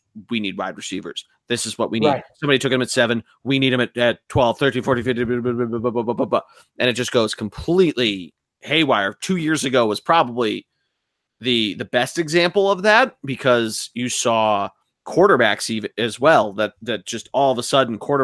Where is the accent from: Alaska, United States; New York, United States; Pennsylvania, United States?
Pennsylvania, United States; Philadelphia; being a Philadelphian